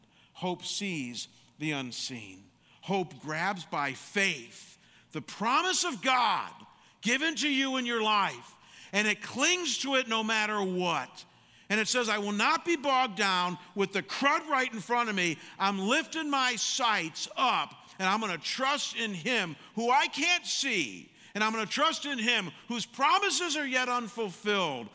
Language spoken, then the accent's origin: English; Chagrin Falls, Ohio, United States; also born or lived in Michigan; growing up in Chagrin Falls, everybody and their brother played basketball